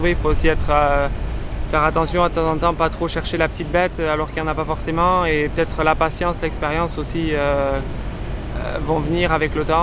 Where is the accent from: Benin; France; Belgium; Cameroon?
France; je vais faire le maximum pour me, pour en tant que Français.